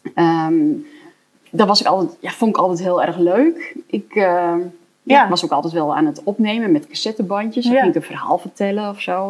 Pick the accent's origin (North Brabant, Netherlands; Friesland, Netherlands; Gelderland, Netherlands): Gelderland, Netherlands; Elburg; ik kom uit Elburg